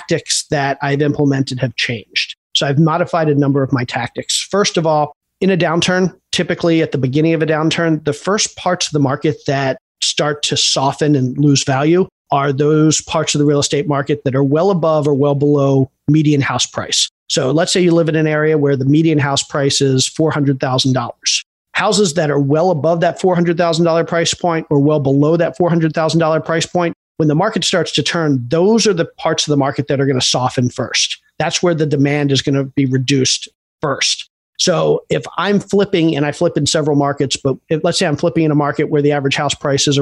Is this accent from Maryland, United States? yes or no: yes; Baltimore, Maryland, United States; moved away as an adult; also born or lived in Atlanta, Georgia; I grew up in Baltimore